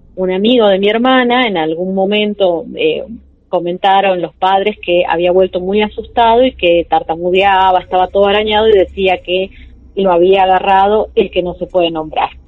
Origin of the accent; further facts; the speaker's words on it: Mina El Aguilar, Jujuy, Argentina; now in San Salvador de Jujuy, Argentina; vivo en San Salvador de Jujuy, soy de acá. Eh, me crié en otro lugar que se llama Mina el Aguilar